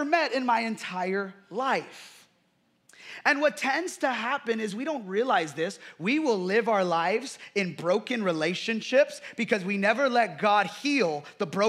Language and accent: English; United States; growing up in America